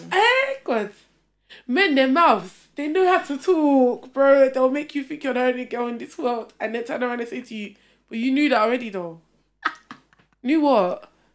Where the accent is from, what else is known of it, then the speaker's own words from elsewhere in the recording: Essex, East of England, United Kingdom; I grew up in Essex